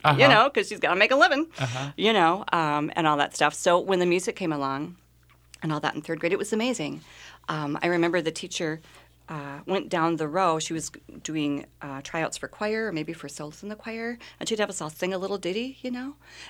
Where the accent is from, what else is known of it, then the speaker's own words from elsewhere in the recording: Milwaukee, Wisconsin, United States; born there; I was born in Milwaukee, Wisconsin. Moved around a lot as my mother quickly became a single mother